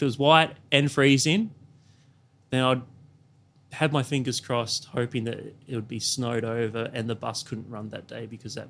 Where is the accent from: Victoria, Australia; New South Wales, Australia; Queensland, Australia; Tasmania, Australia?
New South Wales, Australia; Newcastle; also born or lived in Canberra / Yass; So I grew up all around Australia, lots of regional towns. So I was born in a place called Newcastle, in New South Wales. Then we moved to Canberra, and then from Canberra we moved to a town called Yass, which is sort of in between Canberra and Sydney.